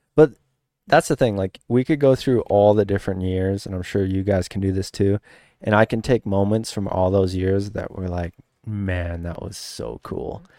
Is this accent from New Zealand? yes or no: no; Saskatchewan, Canada; growing up in Saskatchewan, eh, like, we didn't have sand, we didn't have ruts